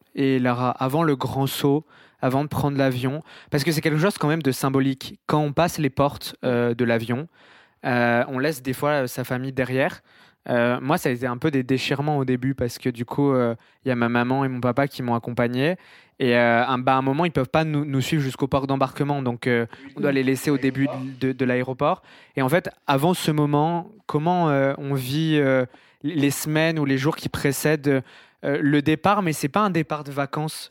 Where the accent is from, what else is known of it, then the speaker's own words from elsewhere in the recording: France; moved away as an adult; now in Montreal, Canada; on vient tous d'Europe, de France